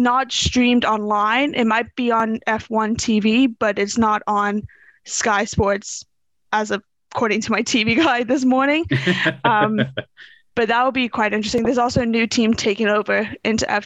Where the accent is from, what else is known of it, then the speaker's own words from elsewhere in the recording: Bermuda; moved away; having lived in Bermuda, born and raised in Bermuda